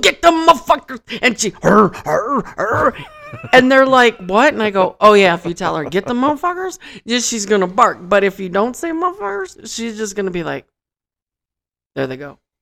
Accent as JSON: {"language": "English", "region": "Michigan", "country": "United States", "moved": "yes", "lives_now": "Las Vegas, United States", "said": "I'm from Michigan"}